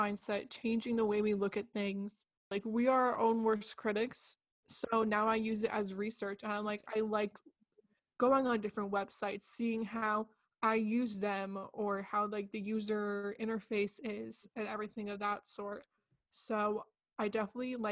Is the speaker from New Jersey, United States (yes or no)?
yes; New Jersey, United States; also born or lived in United Kingdom; I'm from New Jersey, so everything is so fast paced. Like, I'm close to the city.